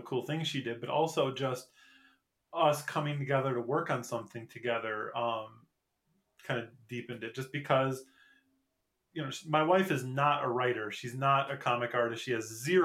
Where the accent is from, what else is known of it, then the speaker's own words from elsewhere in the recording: Michigan, United States; moved away as an adult; now in South Korea; I came from Michigan.